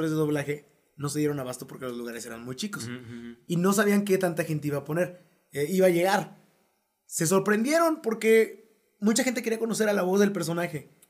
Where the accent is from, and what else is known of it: Mexico; accent: Mexican